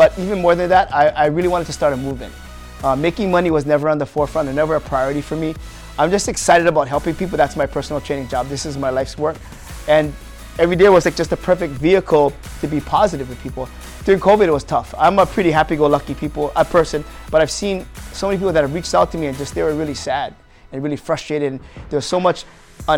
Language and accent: English; Waipahu, Hawaii, United States; Born and raised in Waipahu